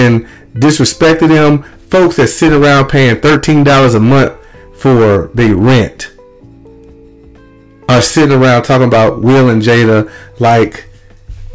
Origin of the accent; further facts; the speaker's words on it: Lumberton, Mississippi, United States; where I grew up in Little Lumberton, Mississippi